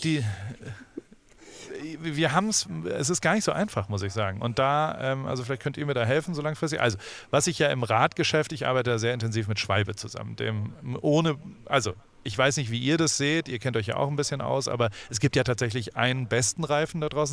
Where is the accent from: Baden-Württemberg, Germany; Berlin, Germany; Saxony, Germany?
Baden-Württemberg, Germany; Heidelberg; Ich bin in Heidelberg aufgewachsen, da hatten wir amerikanische Soldaten